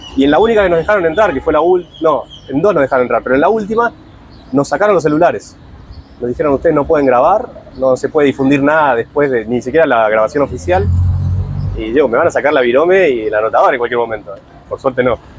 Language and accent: Spanish; Buenos Aires, Argentina; Capital Federal, de donde soy yo